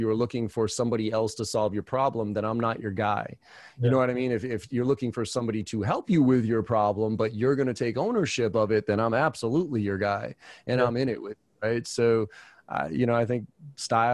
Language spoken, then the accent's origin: English; Boston, Massachusetts, United States; I'm from, you know, I grew up in Boston